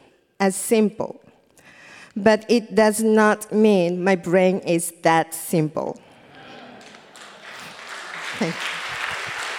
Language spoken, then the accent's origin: English; Japan; English is a second language; moved away as an adult; now in New York, United States; I'm from Japan. And I came to New York in 2011.